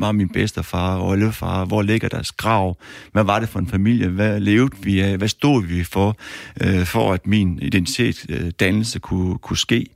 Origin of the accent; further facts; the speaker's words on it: Aarhus, Central Denmark Region, Denmark; jeg kommer fra Aarhus af